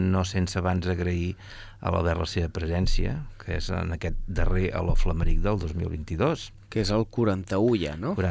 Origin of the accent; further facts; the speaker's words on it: Catalonia, Spain; que jo sóc més català que Beethoven.